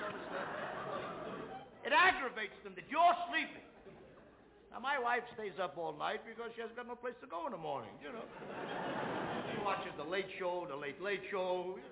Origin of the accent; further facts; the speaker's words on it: New York City, New York, United States; I come from the Lower East Side of New York